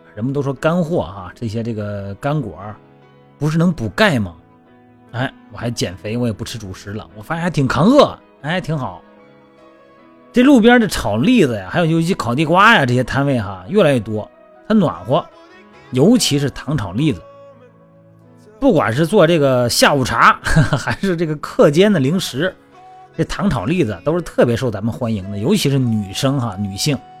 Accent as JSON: {"language": "Chinese", "region": "Shandong", "country": "China", "tie": "born or raised there", "moved": "yes", "said": "我们老家山东的"}